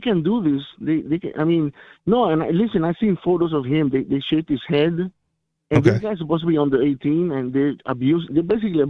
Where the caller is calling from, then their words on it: Miami, Florida, United States; Hi, thank you. … from Miami.